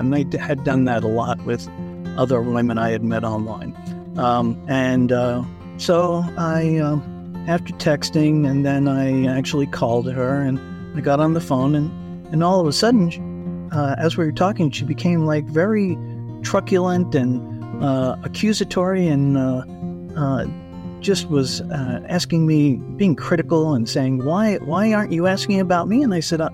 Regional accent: Colorado, United States; I'm from Colorado

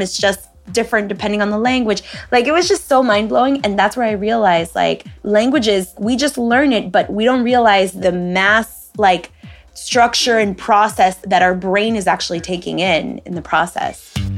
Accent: United States; first language Spanish; English is a second language; I'm Peruvian. I was born here in the United States, but my first language is Spanish

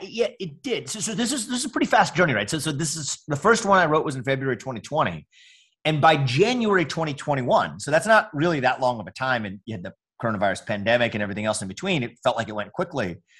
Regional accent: United States; I'm an Indian American

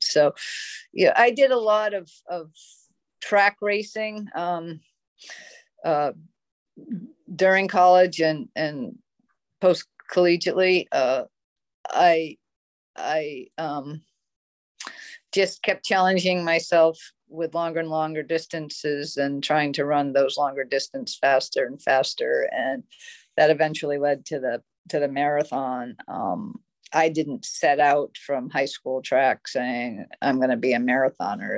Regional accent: Cape Elizabeth, Maine, United States; born or raised there

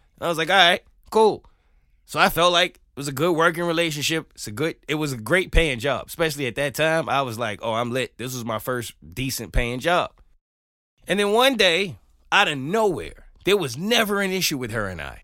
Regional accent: New York, United States; moved away as an adult; now in Atlanta, United States; as a New Yorker

